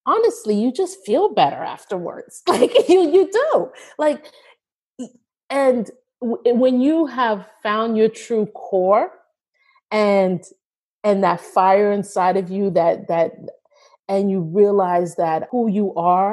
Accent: United States; I was coming in as the American

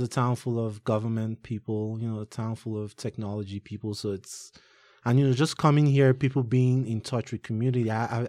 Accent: Nigeria; I'm Nigerian.

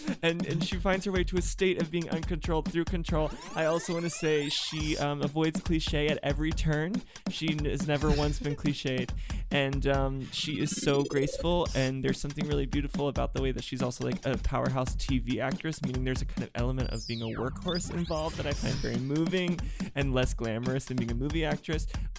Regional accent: Nashville, Tennessee, United States; moved away; also born or lived in New York / Los Angeles; I'm originally from Nashville, Tennessee, but I've lived in New York primarily, and then I took a little turn

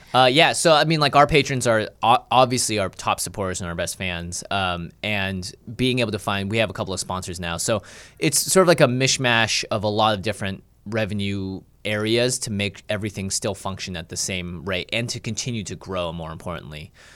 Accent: Seattle, Washington, United States; I grew up in Seattle

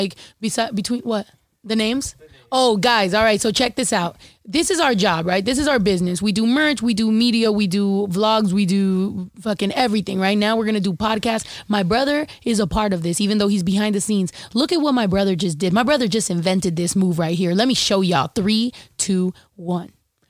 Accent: Redwood City, California, United States; also born or lived in San Jose / San Diego / Modesto / Texas; now in Los Angeles, United States; I was born in San Jose. We lived in Redwood City.

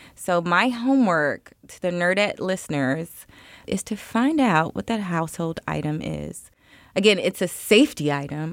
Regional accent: Miami, Florida, United States; now in Chicago, United States; I was born and raised in Miami, Florida. I live in Chicago, Illinois now

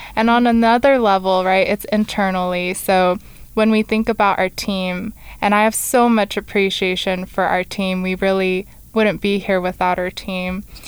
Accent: California, United States; moved away as an adult; now in Rexburg, United States; We're both from California

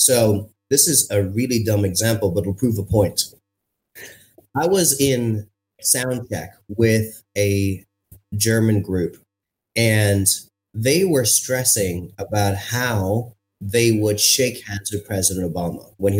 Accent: India; also born or lived in France / Morocco / Zimbabwe; I'm Indian. I've got brown skin. I grew up on three or four continents. And so my accent adapted to every country. So when I was living in France, I had a French accent.

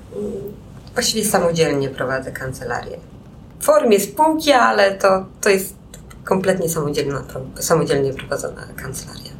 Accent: Białystok, Podlaskie Voivodeship, Poland; moved away as an adult; also born or lived in Łódź; now in Warsaw, Poland; W Białymstoku, do Białego Stoku przenieśliśmy się z rodzicami, kiedy miałam 9 lat

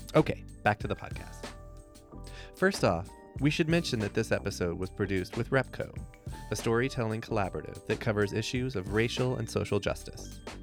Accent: Texas, United States; I'm from Texas

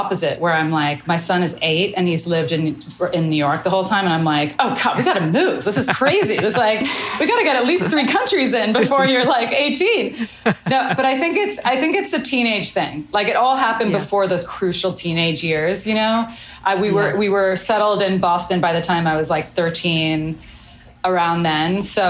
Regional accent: Melbourne, Victoria, Australia; born there; I was born in Melbourne in Australia.

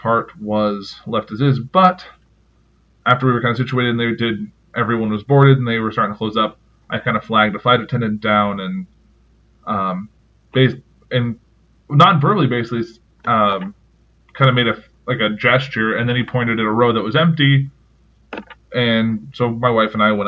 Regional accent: Chicago, Illinois, United States; I'm from the Chicago area

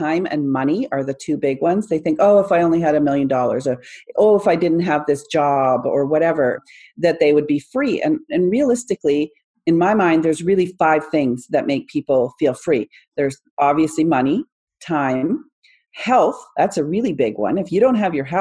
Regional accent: Canada; I'm from Canada, where it's supposed to be one of the safest places in the world

